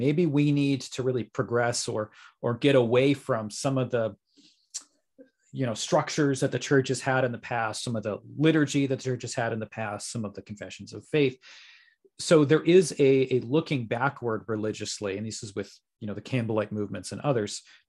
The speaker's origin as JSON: {"language": "English", "region": "Massachusetts", "country": "United States", "tie": "born or raised there", "said": "It's not like I grew up in a heavily LDS area. I mean, I grew up in Western Massachusetts."}